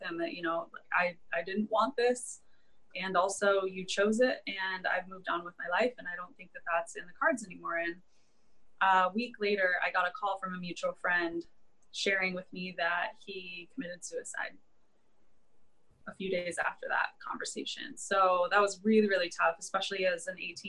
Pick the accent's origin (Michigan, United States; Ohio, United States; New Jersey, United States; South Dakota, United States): Michigan, United States; Ann Arbor; now in San Diego, United States; I was born and raised in Ann Arbor, Michigan